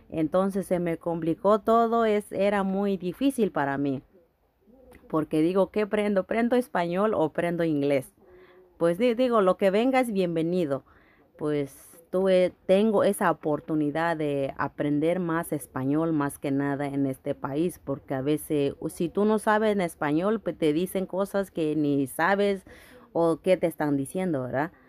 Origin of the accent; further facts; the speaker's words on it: Guerrero, Mexico; now in New York, United States; Ah, yo soy de México, estado de Guerrero. Ah, pues eh, me motivó estudiar aquí, eh, estoy aquí en Nueva York Ah, en México yo no tuve la oportunidad de hacerlo